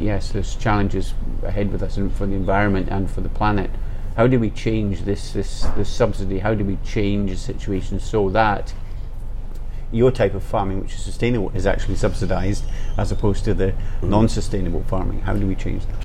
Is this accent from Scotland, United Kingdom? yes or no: yes; Scotland, United Kingdom; I'm from Scotland